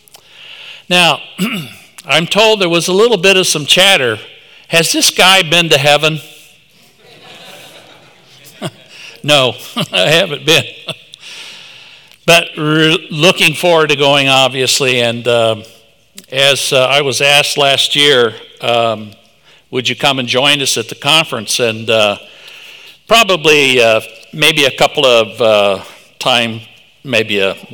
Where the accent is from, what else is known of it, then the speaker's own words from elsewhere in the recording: Tulsa, Oklahoma, United States; moved away; I am originally from Tulsa, Oklahoma